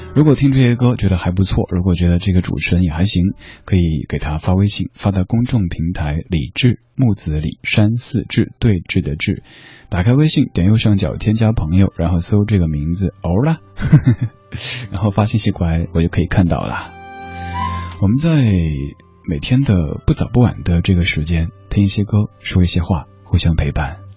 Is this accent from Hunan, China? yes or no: no; Sichuan, China; now in Beijing, China; 作为正宗的四川人